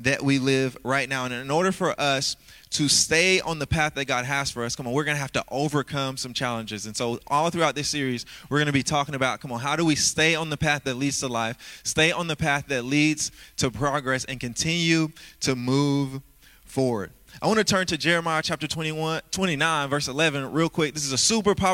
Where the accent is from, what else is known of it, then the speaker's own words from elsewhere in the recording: Louisiana, United States; growing up in Louisiana, come on, I was raised by a single mom who had 9 kids.